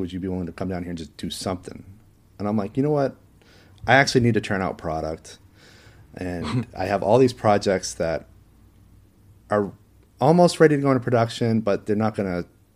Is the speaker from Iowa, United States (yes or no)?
no; Maine, United States; my hometown in Maine